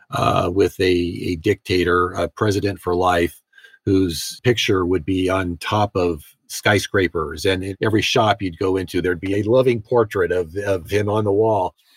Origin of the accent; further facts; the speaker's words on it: United States; also born or lived in Moscow, Russia; I'm an American journalist.